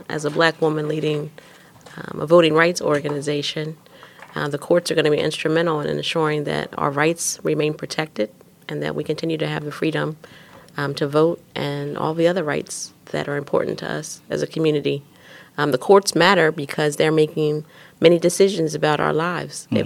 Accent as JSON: {"language": "English", "town": "West Chester", "region": "Pennsylvania", "country": "United States", "tie": "born or raised there", "also_born_or_lived": "Pittsburgh, Pennsylvania", "said": "I was born out in Pittsburgh, grew up in suburban Philadelphia"}